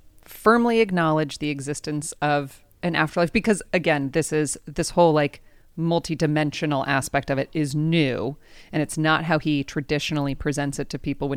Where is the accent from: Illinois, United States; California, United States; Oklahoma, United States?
California, United States; San Diego; I grew up here in San Diego.